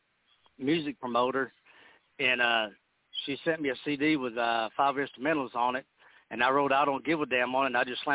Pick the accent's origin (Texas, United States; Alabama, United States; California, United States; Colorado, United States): Texas, United States; I'm here from Texas, and I live up here in Austin